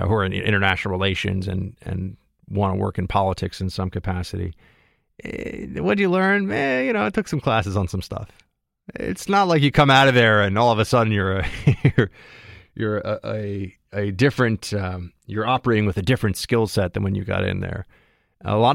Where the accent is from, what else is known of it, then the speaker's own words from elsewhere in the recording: New York City, New York, United States; I grew up here in New York City, in Manhattan, in the center of the city